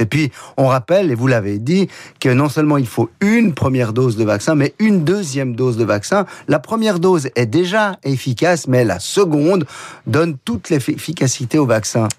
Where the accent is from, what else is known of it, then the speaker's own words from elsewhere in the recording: Geneva, Switzerland; chez nous à Genève